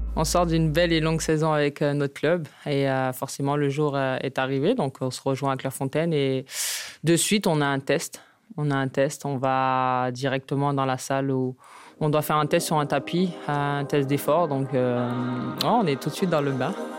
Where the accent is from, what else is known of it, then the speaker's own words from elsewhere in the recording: Le Prêcheur, Martinique; moved away; chez ma mère en Martinique